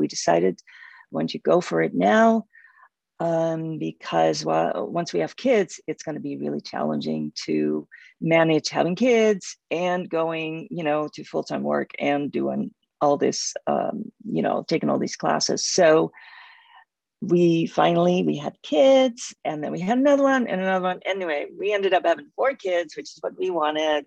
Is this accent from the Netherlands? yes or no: yes; Netherlands; moved away as an adult; I grew up in Holland and lived there until I was 26.